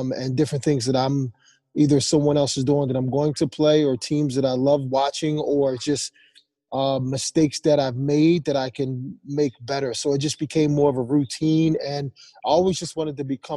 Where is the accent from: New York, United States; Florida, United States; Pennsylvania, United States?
Pennsylvania, United States; Philadelphia; moved away as an adult; also born or lived in Rhode Island; growing up in Philadelphia, you know, boxing first and then playing football